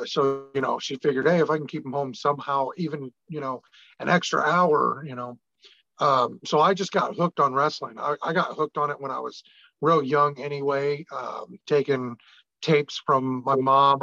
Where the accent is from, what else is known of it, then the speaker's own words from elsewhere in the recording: Illinois, United States; I was raised in Illinois